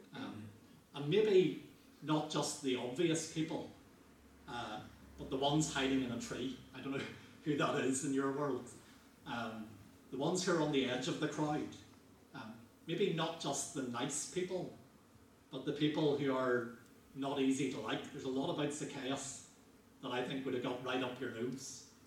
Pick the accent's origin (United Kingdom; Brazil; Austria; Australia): United Kingdom; Northern Ireland; growing up in Northern Ireland